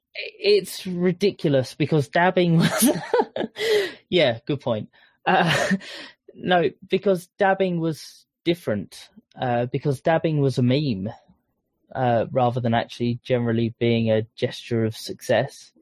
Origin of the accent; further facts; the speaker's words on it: Essex, East of England, United Kingdom; I'm from Essex